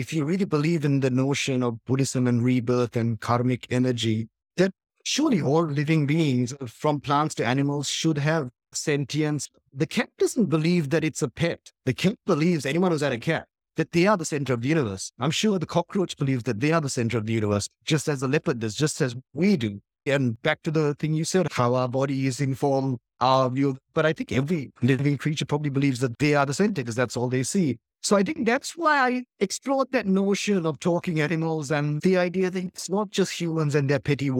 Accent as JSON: {"language": "English", "town": "Colombo", "region": "Western Province", "country": "Sri Lanka", "tie": "born or raised there", "said": "English-speaking, middle-class family in Colombo during this terrible war"}